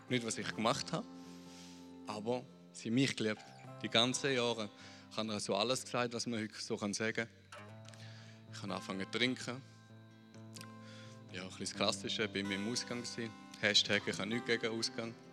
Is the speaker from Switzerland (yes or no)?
yes; Lucerne, Switzerland; also born or lived in Spain; Ich bin in Luzern aufgewachsen, ich habe einen Bruder.